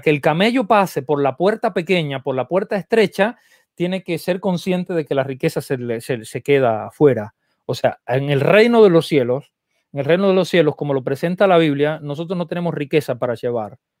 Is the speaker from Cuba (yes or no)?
yes; Cuba; also born or lived in Argentina; now in United States; yo crecí en, en Cuba eh, y entonces el, y después viví un montón de años en Argentina